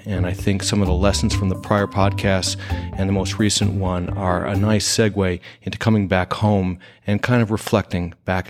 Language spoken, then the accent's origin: English; Ohio, United States; born there; he actually went to where my birth state is, Ohio University